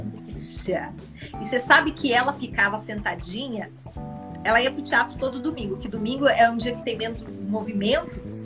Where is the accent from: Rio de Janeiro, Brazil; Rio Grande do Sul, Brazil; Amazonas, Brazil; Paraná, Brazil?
Paraná, Brazil; Guarapuava; eu nasci no interior, Tiago. Eu nasci numa cidade chamada Guarapuava, no Paraná